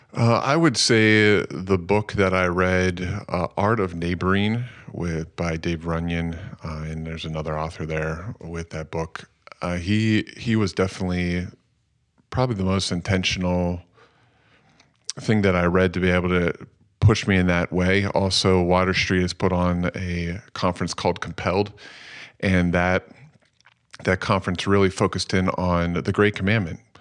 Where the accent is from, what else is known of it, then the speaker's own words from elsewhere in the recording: Phoenixville, Pennsylvania, United States; also born or lived in Lancaster, Pennsylvania; I grew up in Phoenixville